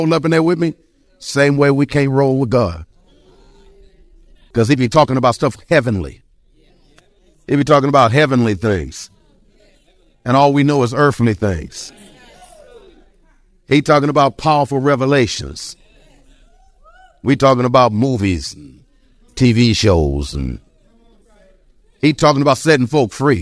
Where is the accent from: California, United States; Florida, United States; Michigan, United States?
Michigan, United States; Detroit; I was born and raised in Detroit, Michigan. I can talk about the east side